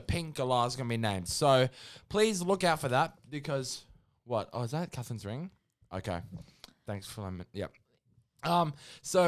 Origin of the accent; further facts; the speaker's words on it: Australia; we're Australian